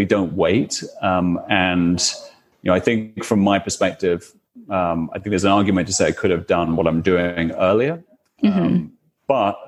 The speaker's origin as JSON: {"language": "English", "country": "United Kingdom", "said": "probably you can tell from my accent, but I'm from the UK"}